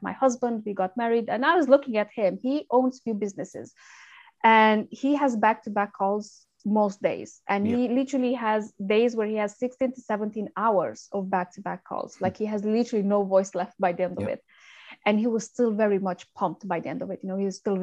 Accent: Romania; English is a second language; moved away as an adult; now in United Kingdom; I'm originally from Romania, and I came to the UK 11 years ago, just after I graduated university.

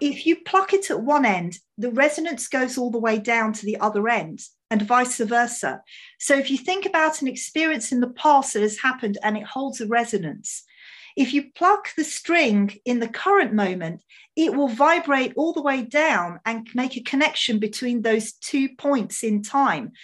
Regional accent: England, United Kingdom; My parents are Hungarian, so, um, I, I mean, I was born in England

